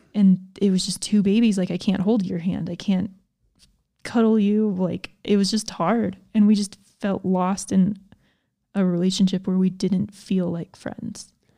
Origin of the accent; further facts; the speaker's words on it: Georgia, United States; I grew up in Georgia